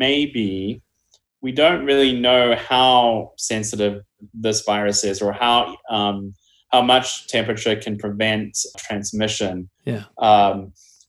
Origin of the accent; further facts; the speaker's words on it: New Zealand; moved away; my home country of New Zealand